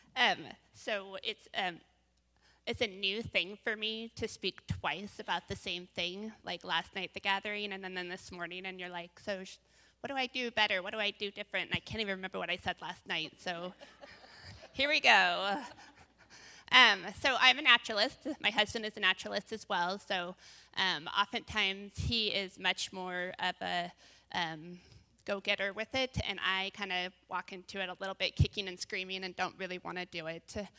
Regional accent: Bend, Oregon, United States; now in Salem, United States; I grew up in Bend, moved over here in ninety-seven

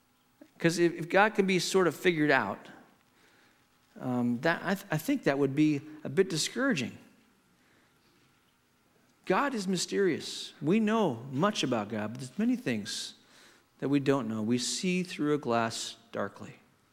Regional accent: Hong Kong; I grew up in Hong Kong. My parents were missionaries, and I grew up in the 60s and 70s in Hong Kong.

